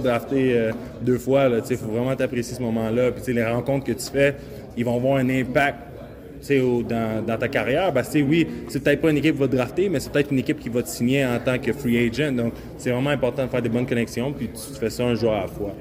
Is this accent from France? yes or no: no; Quebec, Canada; je viens du Québec